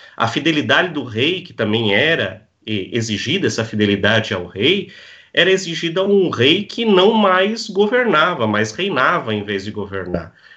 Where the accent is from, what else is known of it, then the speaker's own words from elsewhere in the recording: Blumenau, Santa Catarina, Brazil; now in Navegantes, Brazil; eu sou natural da cidade de Blumenau. Hoje eu resido